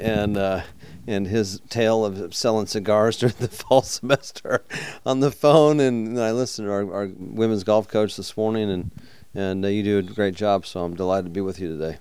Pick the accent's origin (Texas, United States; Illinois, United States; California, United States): Texas, United States; now in South Carolina, United States; I grew up in Texas